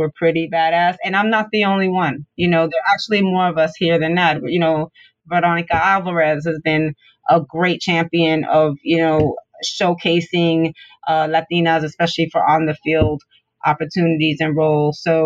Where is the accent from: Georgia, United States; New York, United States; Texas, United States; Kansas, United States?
New York, United States; New York City; I'm born and raised in Brooklyn.